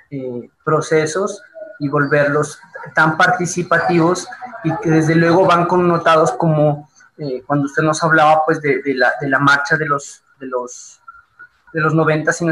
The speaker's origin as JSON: {"language": "Spanish", "town": "Quito", "region": "Pichincha", "country": "Ecuador", "said": "voy a tener esa identidad como quiteño, como ecuatoriano, como bueno, como cada sector y cada comunidad eh, eh, saca a relucir como todos sus, sus, sus procesos culturales"}